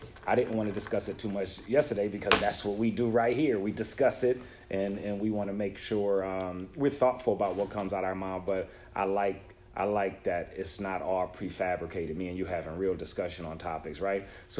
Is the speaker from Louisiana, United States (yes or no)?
no; Buffalo, New York, United States; I'm from Buffalo, my brother.